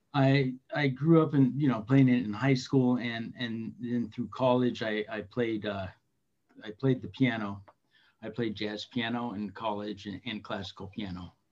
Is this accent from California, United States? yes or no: yes; Redlands, California, United States; Just east of Los Angeles, about 70 miles in a little town called Redlands